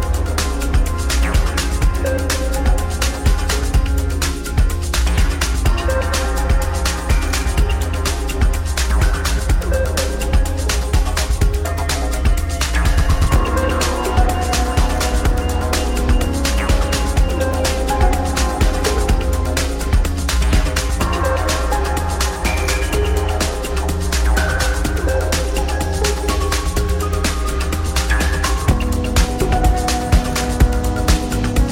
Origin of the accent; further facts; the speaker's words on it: Vermont, United States; also born or lived in Boston; now in Los Angeles, United States; I grew up in Vermont.